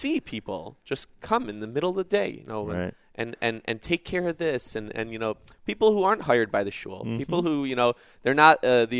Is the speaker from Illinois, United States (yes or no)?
yes; Chicago, Illinois, United States; I am originally